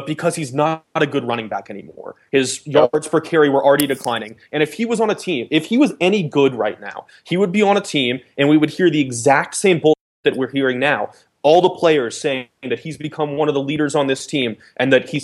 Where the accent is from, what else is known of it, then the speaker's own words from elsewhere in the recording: the South, United States; I grew up in the South